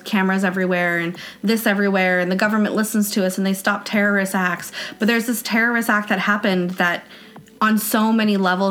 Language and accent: English; United States; As an American citizen